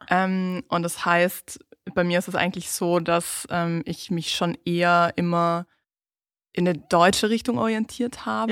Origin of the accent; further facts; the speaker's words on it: South Tyrol, Trentino-Alto Adige, Italy; accent: South Tyrolean; first language German; wir haben immer, ich sage immer Südtiroler Dialekt